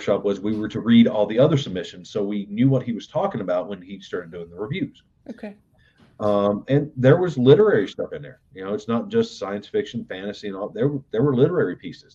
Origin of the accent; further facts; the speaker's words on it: Southern West Virginia, United States; moved away as an adult; I grew up in Southern West Virginia